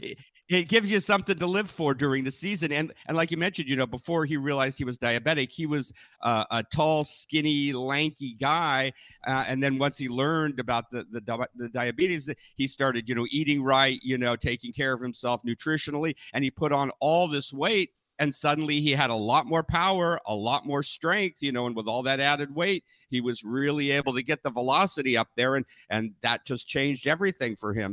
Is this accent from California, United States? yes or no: yes; Northern California, United States; I was born and raised in Northern California